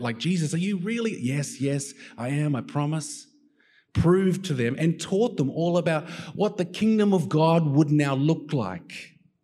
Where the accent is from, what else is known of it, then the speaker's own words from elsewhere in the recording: Australia; also born or lived in United States; as an Aussie, Aussie